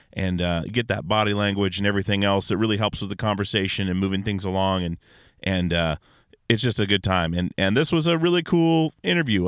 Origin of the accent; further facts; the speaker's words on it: Alaska, United States; growing up in Alaska